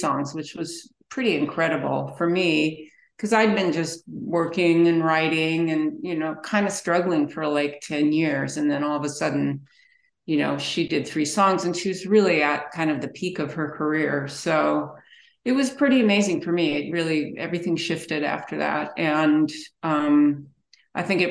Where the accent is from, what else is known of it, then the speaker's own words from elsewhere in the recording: 20 minutes from the Troubadour Club, California, United States; I grew up really pretty much 20 minutes from the legendary Troubadour Club